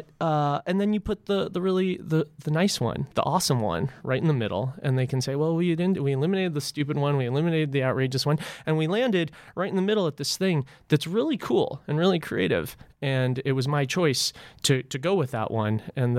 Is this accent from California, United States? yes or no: yes; Los Angeles, California, United States; I grew up in Los Angeles, but then traveled around a lot as I went from failing college to failing college to failing college.